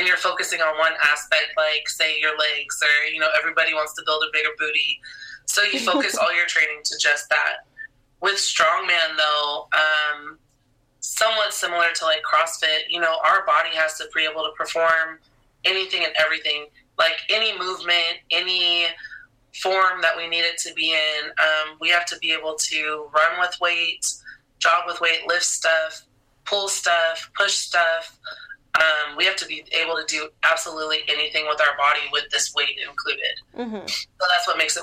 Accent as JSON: {"language": "English", "country": "United States", "tie": "born or raised there", "moved": "as an adult", "lives_now": "San Antonio, United States", "said": "I grew up in Washington"}